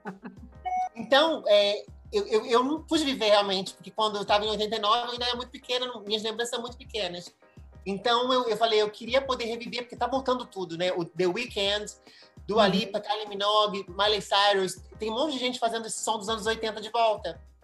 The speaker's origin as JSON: {"language": "Portuguese", "region": "Rio de Janeiro", "country": "Brazil", "tie": "born or raised there", "also_born_or_lived": "Mexico / Madrid, Spain", "accent": "Brazilian", "moved": "as an adult", "lives_now": "United States", "said": "eu nasci no Brasil e olha, mesmo, mesmo saindo do Brasil com 18 anos"}